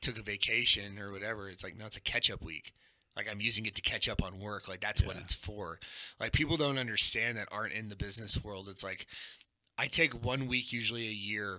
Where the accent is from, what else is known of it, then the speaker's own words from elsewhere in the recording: Texas, United States; I'm from Texas